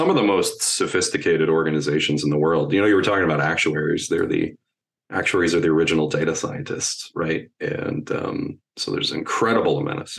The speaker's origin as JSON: {"language": "English", "region": "Rust Belt", "country": "United States", "tie": "born or raised there", "said": "I grew up in the Rust Belt"}